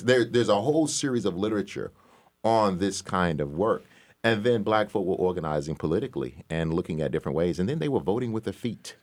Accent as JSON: {"language": "English", "town": "Selma", "region": "Alabama", "country": "United States", "tie": "born or raised there", "said": "I grew up in Selma, Alabama"}